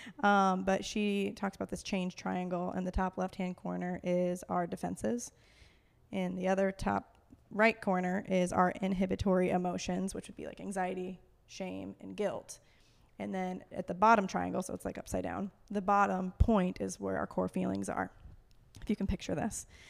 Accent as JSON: {"language": "English", "town": "Fort Wayne", "region": "Indiana", "country": "United States", "tie": "born or raised there", "also_born_or_lived": "Colorado / Minneapolis / Denver", "moved": "as an adult", "said": "I was born and raised in Fort Wayne, Indiana."}